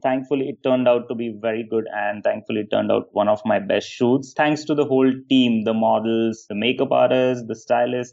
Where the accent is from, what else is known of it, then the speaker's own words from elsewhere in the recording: India; also born or lived in London; I come from India, from a very small town and small family.